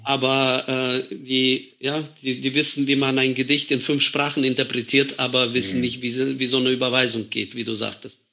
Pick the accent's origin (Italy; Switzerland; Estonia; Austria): Estonia; moved away as an adult; now in Germany; Wir als Deutschstämmige